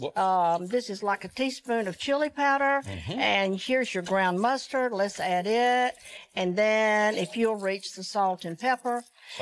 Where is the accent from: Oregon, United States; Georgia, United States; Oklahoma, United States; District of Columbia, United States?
Georgia, United States; I grew up in the South, grew up in Georgia